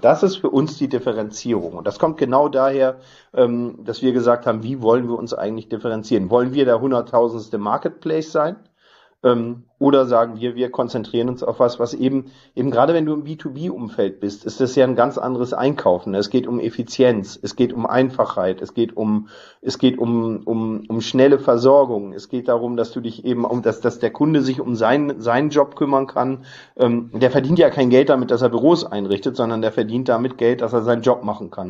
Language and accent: German; Northern Germany, Germany; bin ähm, gebürtiger Norddeutscher